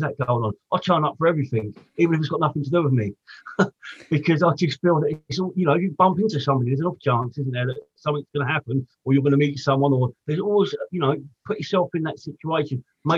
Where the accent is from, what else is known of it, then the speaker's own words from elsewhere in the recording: Portsmouth, South East England, United Kingdom; I grew up in Portsmouth.